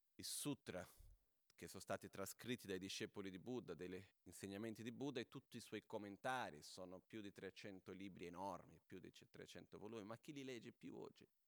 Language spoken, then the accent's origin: Italian; Brazil; now in Italy; sono brasiliano